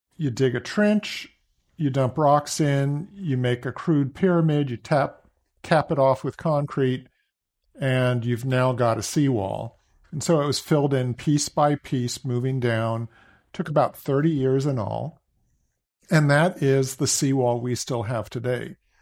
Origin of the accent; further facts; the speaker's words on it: Walnut Creek, California, United States; also born or lived in Boston; I grew up in Walnut Creek